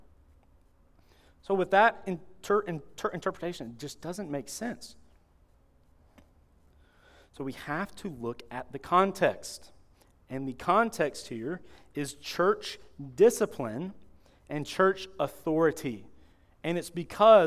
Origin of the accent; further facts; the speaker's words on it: Florida, United States; I'm from Florida